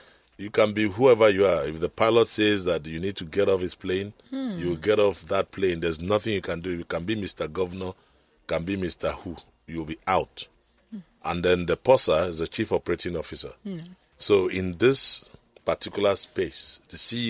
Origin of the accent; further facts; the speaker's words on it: Lagos, Nigeria; I was born in Lagos, Island Maternity here